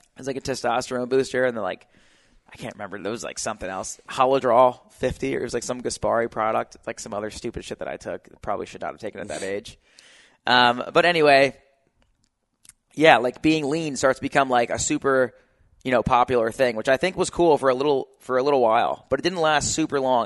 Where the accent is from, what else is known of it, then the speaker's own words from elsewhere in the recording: New Jersey, United States; now in California, United States; I'm from New Jersey